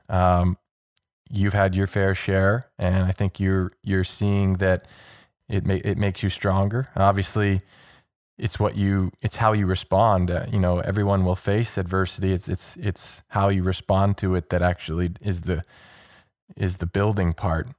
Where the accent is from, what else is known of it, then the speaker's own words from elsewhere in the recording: Toronto, Ontario, Canada; I grew up in Toronto, so I'm, you know, I grew up a Leaf fan